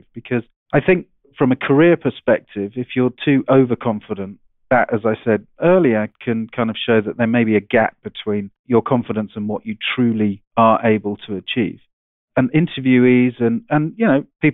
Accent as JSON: {"language": "English", "region": "England", "country": "United Kingdom", "tie": "born or raised there", "moved": "as an adult", "lives_now": "Seattle, United States", "said": "I'm an Englishman. I went to a public school, boarding school over there"}